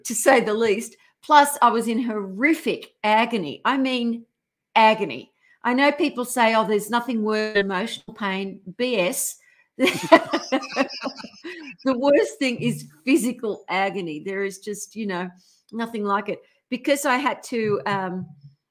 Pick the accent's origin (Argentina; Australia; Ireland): Australia; now in California, United States; I'm Australian